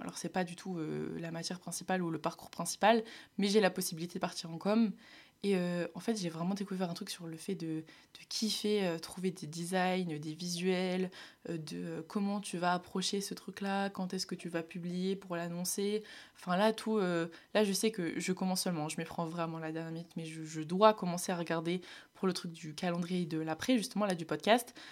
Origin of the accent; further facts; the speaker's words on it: Nord, Hauts-de-France, France; je viens du Nord